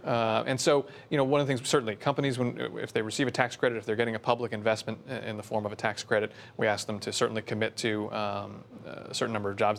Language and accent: English; Bergen County, New Jersey, United States; also born or lived in Washington / New York City; I grew up in Bern County, so, uh, born and raised in New Jersey